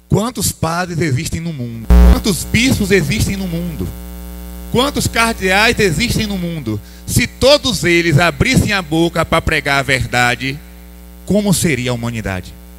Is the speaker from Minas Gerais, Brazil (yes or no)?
no; Bahia, Brazil; Eu sou baiano